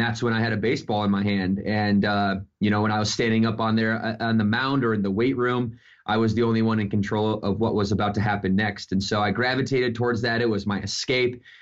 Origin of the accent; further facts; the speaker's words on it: Battle Creek, Michigan, United States; I grew up in Battle Creek, Michigan